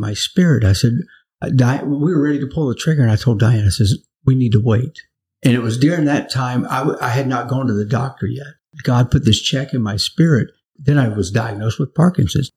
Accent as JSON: {"language": "English", "town": "Naples", "region": "Florida", "country": "United States", "tie": "born or raised there", "moved": "as an adult", "lives_now": "New Hampshire, United States", "said": "I'm from Florida originally. I was born in Central Florida and we grew up in Naples"}